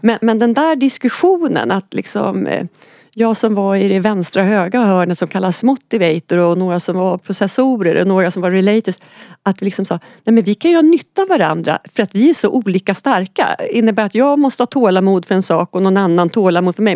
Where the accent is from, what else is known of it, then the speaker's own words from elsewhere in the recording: Oxelösund, Södermanland, Sweden; moved away; hemma i Oxelösund